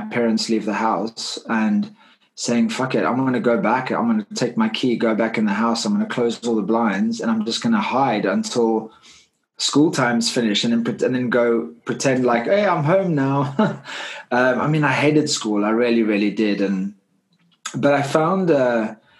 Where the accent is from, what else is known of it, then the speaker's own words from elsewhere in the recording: Cape Town, Western Cape, South Africa; I grew up in Cape Town, South Africa. As you can hear my accent, I'm not from the UK